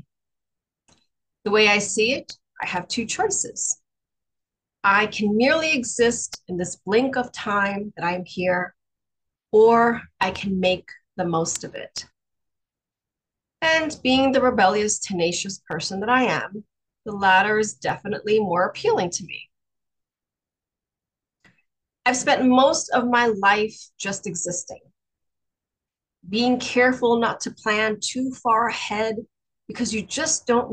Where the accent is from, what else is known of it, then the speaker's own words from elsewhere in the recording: New York City, New York, United States; accent: Brooklyn; moved away as an adult; also born or lived in Florida; my very Brooklyn accent